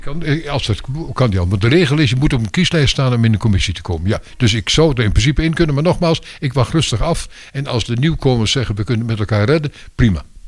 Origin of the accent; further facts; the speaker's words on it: Twente, Overijssel, Netherlands; also born or lived in Belgium / Brussels; now in Laren, Netherlands; Ik ben oorspronkelijk een tukker